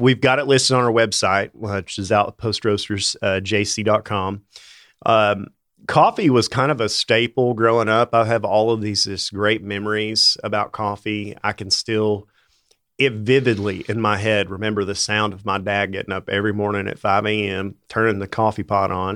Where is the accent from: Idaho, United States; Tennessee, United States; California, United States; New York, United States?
Tennessee, United States; Bristol; now in Johnson City, United States; I grew up in Bristol, uh, out near South Holston Lake.